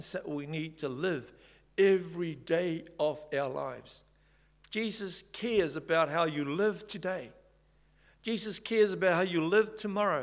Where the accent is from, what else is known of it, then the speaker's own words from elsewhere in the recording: Samoa; moved away; also born or lived in Whangarei, New Zealand; I come from Samoa